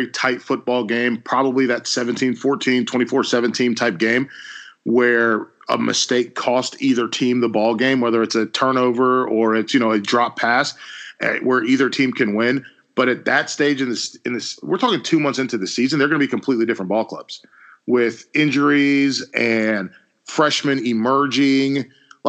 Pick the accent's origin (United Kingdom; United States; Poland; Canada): United States; North Carolina; We're from North Carolina